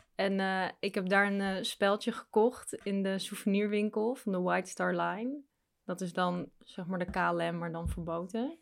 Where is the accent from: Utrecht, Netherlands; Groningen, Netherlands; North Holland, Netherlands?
North Holland, Netherlands; Amstelveen; Geboren ook in Amsterdam, maar opgegroeid in Amstelveen.